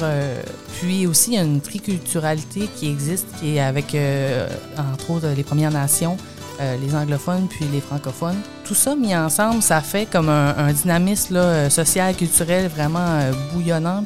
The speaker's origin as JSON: {"language": "French", "town": "Nouvelle", "region": "Quebec", "country": "Canada", "tie": "born or raised there", "also_born_or_lived": "Rimouski", "said": "suis natif de Nouvelle, puis euh, j'ai fait mes études à Rimouski, à Lucar, puis aussitôt que j'ai terminé, je suis revenue dans dans ma municipalité d'accueil"}